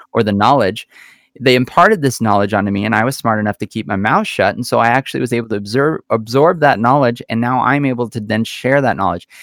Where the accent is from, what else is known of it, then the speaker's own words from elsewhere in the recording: United States; we as Americans